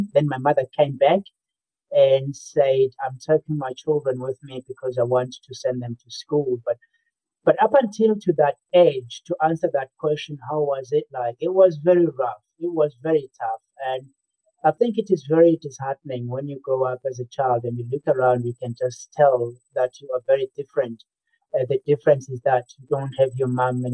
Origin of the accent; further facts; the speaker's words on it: Eswatini; also born or lived in South Africa; I grew up in 2 countries. First, it was rural South Africa, and then I moved on to rural Swaziland